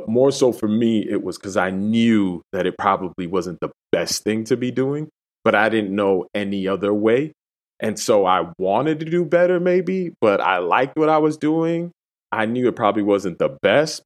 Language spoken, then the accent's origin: English; Massachusetts, United States; also born or lived in Dominican Republic / Puerto Rico; I grew up in Massachusetts